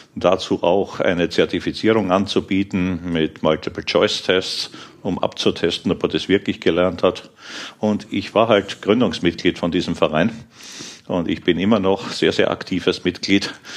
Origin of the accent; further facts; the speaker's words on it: Krems, Lower Austria, Austria; moved away as an adult; also born or lived in Vienna, Austria / Aachen, Germany; now in Germany; Ich bin gebürtiger Österreicher, in Krems in die Schule gegangen, in Wien Informatik studiert, aber danach sofort ausgewandert ja, nach Aachen